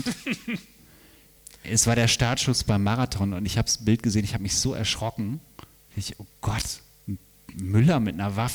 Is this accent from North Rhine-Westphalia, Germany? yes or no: yes; Bielefeld, North Rhine-Westphalia, Germany; in meiner äh, quasi Geburtsstadt, ein bisschen daneben, aber ähm, ich komme ursprünglich aus Bielefeld. Gibt es nicht, ich weiß.